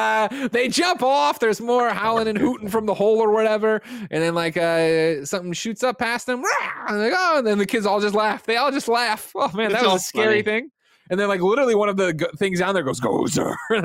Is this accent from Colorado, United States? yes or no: no; Glen Ellyn, Illinois, United States; Shot in Glen Ellyn, Illinois, my hometown.